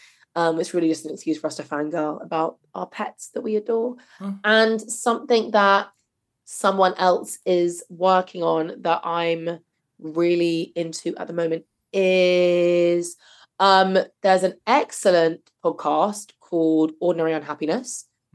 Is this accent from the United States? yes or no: no; England, United Kingdom; It's all right. I'm English.